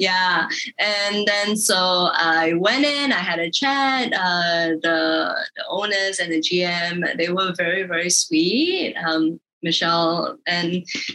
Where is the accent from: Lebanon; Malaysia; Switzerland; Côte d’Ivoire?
Malaysia; being Malaysian